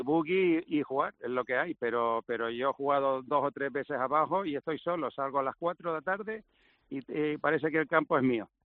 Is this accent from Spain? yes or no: yes; Gran Canaria, Canary Islands, Spain; accent: Canarian; nací en Gran Canaria, en el 67. Entonces tengo una mezcla ahí rara, pero sinceramente es una mezcla sueca-inglesa, e pero pero me siento español, he vivido toda mi vida aquí